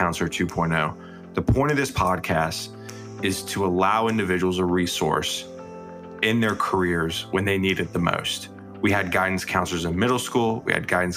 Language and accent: English; Lexington, South Carolina, United States; So my parents were in Lexington. I went to Lexington High School.